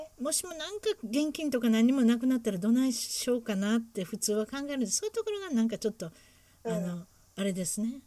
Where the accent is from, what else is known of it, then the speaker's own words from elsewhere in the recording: Huntington Beach, California, United States; うちの地元ですから分かってます。